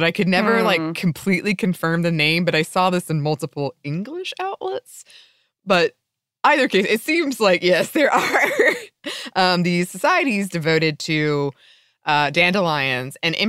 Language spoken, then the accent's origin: English; the South, United States; growing up in the South, I don't know if you've ever had this experience, but dandelions weren't really a problem, but kudzu.